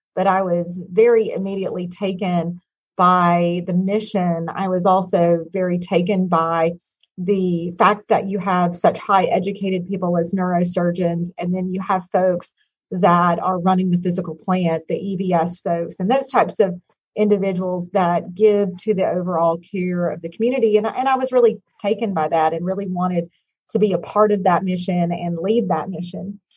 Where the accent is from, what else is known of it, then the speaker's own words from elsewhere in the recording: Hot Springs, Arkansas, United States; moved away; I am originally from Hot Springs, Arkansas